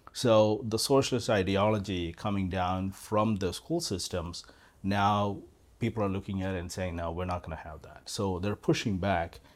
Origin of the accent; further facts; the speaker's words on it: Kerala, India; moved away as an adult; also born or lived in Carrollton, Texas / Collin County, Texas; now in Parker, United States; I was born and raised in India